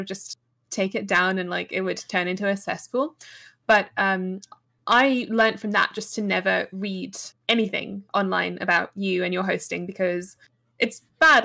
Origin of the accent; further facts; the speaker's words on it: England, United Kingdom; I'm English